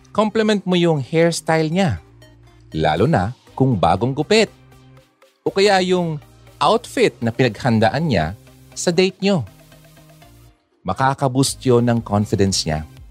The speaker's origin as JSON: {"language": "Tagalog", "region": "Bicol Region", "country": "Philippines", "second_language": "Tagalog", "said": "Hindi ako Tagalog eh. I'm from the Bicolandia."}